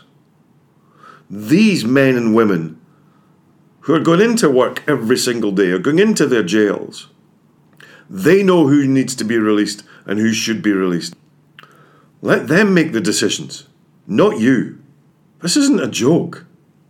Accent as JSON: {"language": "English", "region": "Scotland", "country": "United Kingdom", "said": "I'm Scottish, you can probably tell"}